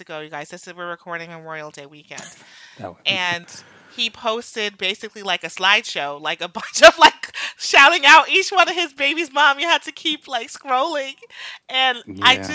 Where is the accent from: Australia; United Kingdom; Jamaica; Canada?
Jamaica; I'm Jamaican